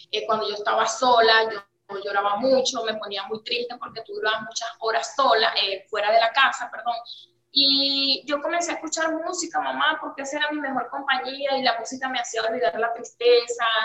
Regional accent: Charallave, Miranda, Venezuela; now in Dominican Republic; Ok, nosotras somos de Miranda, específicamente de Charayave, los valles del Tubo. Ah, eh, tenemos tres años aquí en Dominicana y llegamos sola, la niña y yo.

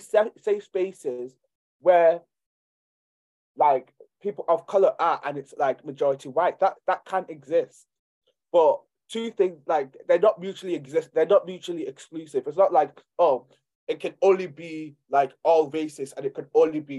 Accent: Nigeria; I'm from Nigeria

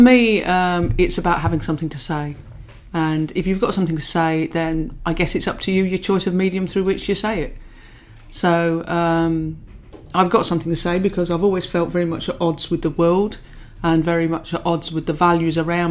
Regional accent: Peterborough, East of England, United Kingdom; moved away as an adult; also born or lived in Manchester; I grew up in Peterborough

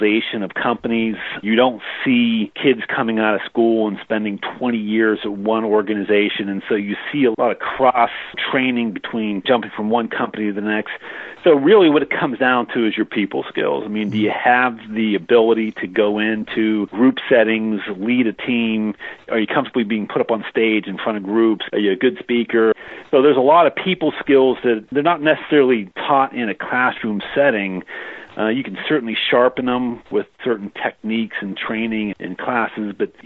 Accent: Pittsburgh, Pennsylvania, United States; moved away as an adult; also born or lived in Southern California; now in Pittsburgh, United States; I'm originally from the Pittsburgh area

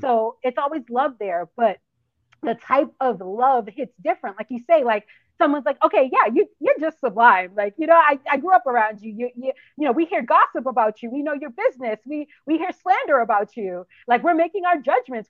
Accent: Boston, Massachusetts, United States; moved away as an adult; now in South Florida, United States; I'm from Boston, born and raised.

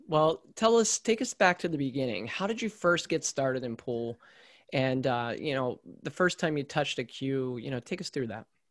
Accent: central Maryland, United States; I grew up in Maryland, similar to you, but more in central Maryland

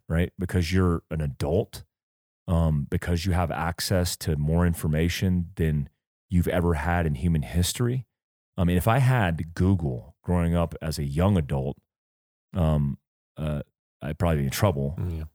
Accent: United States; we grew up in America

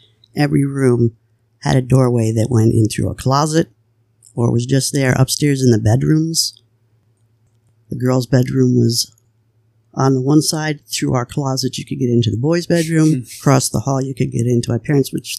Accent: New Jersey, United States; now in Pennsylvania, United States; In New Jersey, I only lived on Lake Avenue. I was a year old when we moved there

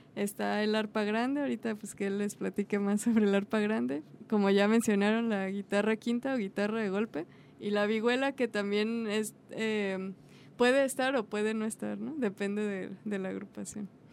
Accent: Guadalajara, Jalisco, Mexico; yo nací aquí en Guadalajara

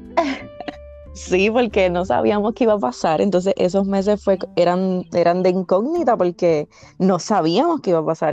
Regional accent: Villalba, Puerto Rico; moved away as an adult; now in Central Florida, United States; yo soy de Villalba, Villalba, Puerto Rico. Eh, me crié en el campo, como decimos nosotros, y ahora mismo estoy en Florida, en la Florida Central específicamente.

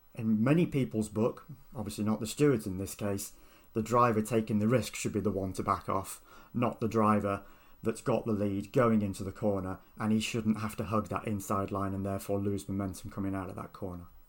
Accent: United Kingdom; I am British

